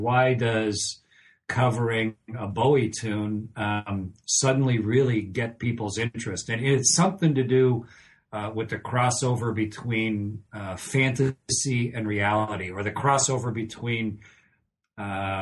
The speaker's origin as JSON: {"language": "English", "country": "Canada", "moved": "as an adult", "said": "I'm a Canadian, but I was in the NASA astronaut office for a long time, for over two decades"}